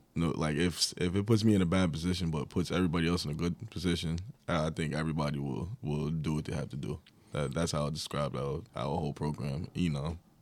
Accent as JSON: {"language": "English", "area": "Long Island", "region": "New York", "country": "United States", "said": "I was from Long Island"}